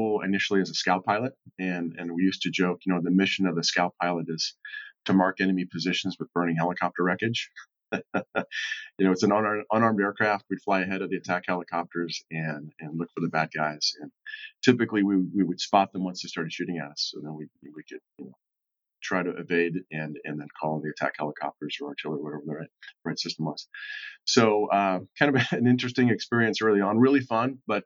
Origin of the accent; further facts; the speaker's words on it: Cincinnati, Ohio, United States; born and raised in Southern Ohio in Cincinnati